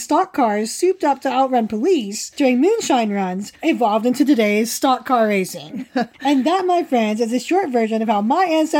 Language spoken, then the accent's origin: English; West Virginia, United States; At one point, however, my accent was so thick that I was once asked by the other kids in my summer camp, who were all fellow West Virginians, by the way